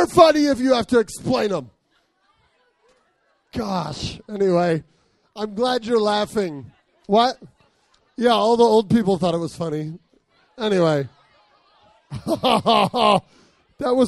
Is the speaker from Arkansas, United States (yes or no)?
no; Arizona, United States; I grew up in Arizona.